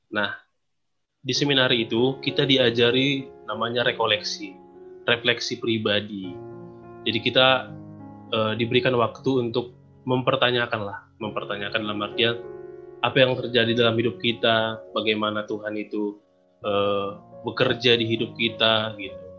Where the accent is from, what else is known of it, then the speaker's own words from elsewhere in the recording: Sumbul, North Sumatra, Indonesia; Kebetulan saya Katolik juga, asal saya dari Sumbul, Kabupaten Dairi.